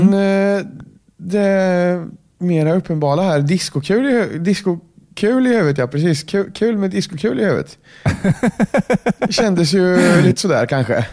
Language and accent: Swedish; Kolmården, Östergötland, Sweden; accent: Kolmården dialect; försöker att trolla bort Kolmårdstrollet lite